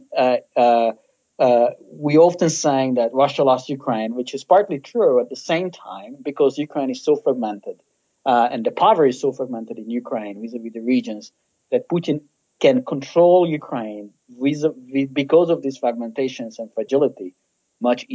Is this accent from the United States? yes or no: no; Slovakia; I'm from Slovakia as a Hungarian